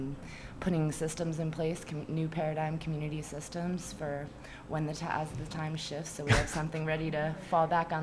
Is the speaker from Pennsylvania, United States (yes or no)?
yes; Lancaster, Pennsylvania, United States; now in Colorado, United States; Lancaster, Pennsylvania. I grew up with the Amish people.